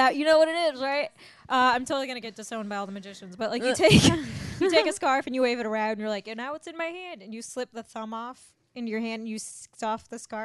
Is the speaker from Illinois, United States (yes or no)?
yes; Mundelein, Illinois, United States; North of Chicago, Mundelein, Illinois